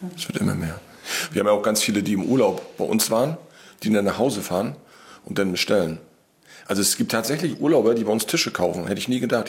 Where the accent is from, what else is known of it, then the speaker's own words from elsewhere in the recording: Wismar, Mecklenburg-Vorpommern, Germany; Wir kommen beide aus Wismar